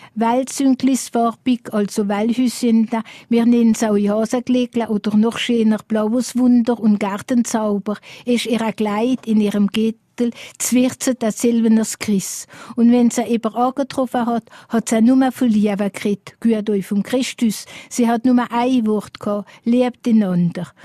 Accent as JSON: {"language": "German", "area": "Alsace", "region": "Grand Est", "country": "France", "said": "bei uns im Elsass"}